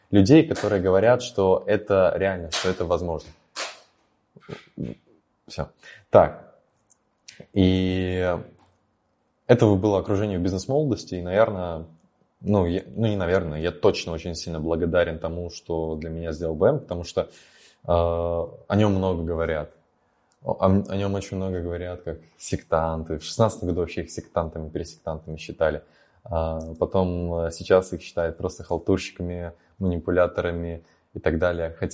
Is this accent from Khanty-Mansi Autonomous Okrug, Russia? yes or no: no; Naberezhnye Chelny, Tatarstan, Russia; moved away as an adult; Вот мне 18 лет, мне вот я только переехал из Челнов, э, и я могу быть предпринимателем